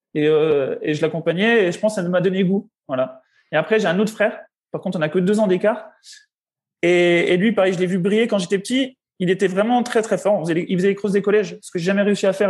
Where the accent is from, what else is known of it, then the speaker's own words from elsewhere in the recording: Besançon, Bourgogne-Franche-Comté, France; moved away; Je suis né à Besançon le 10 juillet 1990.